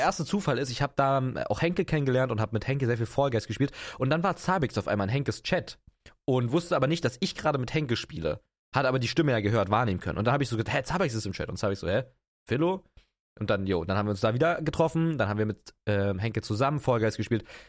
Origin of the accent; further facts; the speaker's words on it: Potsdam, Brandenburg, Germany; ich komme aus Potsdam. Das ist in Brandenburg, das ist eine äh, geile Gegend. Ähm, da bin ich aufgewachsen